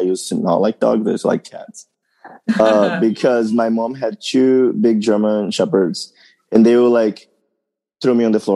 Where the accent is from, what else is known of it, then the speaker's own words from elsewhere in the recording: São Paulo, Brazil; English is a second language; moved away as an adult; now in United States; I grew up in São Paulo, Brazil, on the far east side